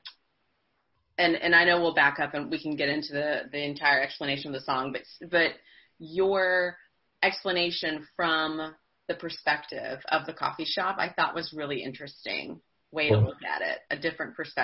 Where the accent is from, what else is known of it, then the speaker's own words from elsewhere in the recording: Charleston, United States; growing up in Charleston